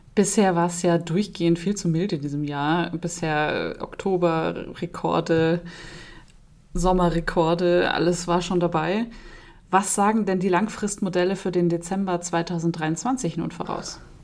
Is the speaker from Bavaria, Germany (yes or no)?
yes; Munich, Bavaria, Germany; als Münchnerin.